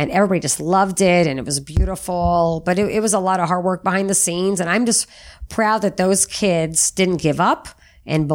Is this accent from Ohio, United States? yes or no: no; Monmouth, Illinois, United States; also born or lived in O'Fallon, Illinois; I grew up in Little Monmouth, Illinois